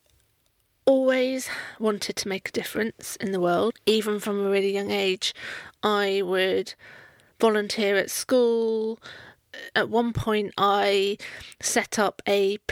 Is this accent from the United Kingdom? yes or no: yes; Poole, South West England, United Kingdom; I grew up in Poole in Dorset